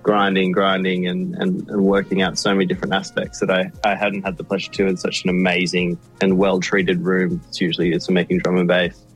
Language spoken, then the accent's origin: English; Sydney, New South Wales, Australia; my hometown in Sydney where I grew up